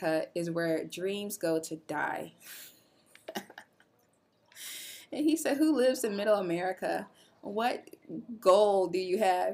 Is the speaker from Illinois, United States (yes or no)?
yes; Illinois, United States; I'm from Illinois.